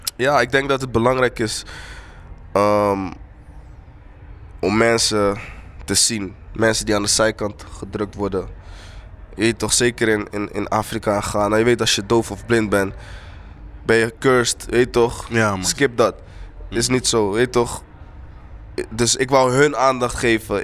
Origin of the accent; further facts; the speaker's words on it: Rotterdam, South Holland, Netherlands; also born or lived in Eindhoven / Kumasi; ik kom in de buurt van Rotterdam, maar opgroeide Rotterdam, Eindhoven